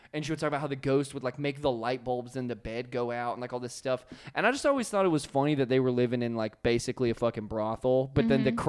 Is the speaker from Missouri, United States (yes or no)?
no; Virginia, United States; born or raised there; moved away